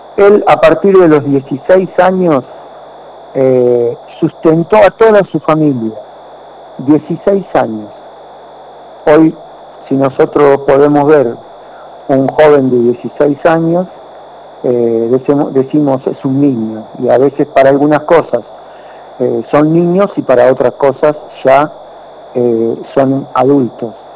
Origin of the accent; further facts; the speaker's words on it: Argentina; nosotros como argentinos